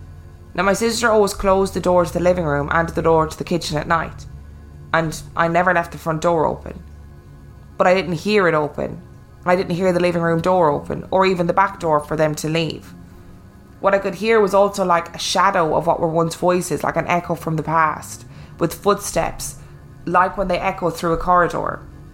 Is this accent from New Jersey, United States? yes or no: no; New Mexico, United States; I wanted to share my perspectives as an Anglo growing up in a very native social landscape. I grew up in New Mexico, Navajo, Hopi, Apache, and many other Pueblo and Native nations reside there.